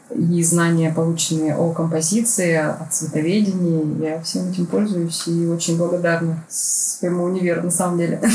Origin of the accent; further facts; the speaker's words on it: Barnaul, Altai Krai, Russia; moved away as an adult; also born or lived in Saint Petersburg; я архитектор из Барнаула новоиспечённый, я решила, что нужно переезжать в Питер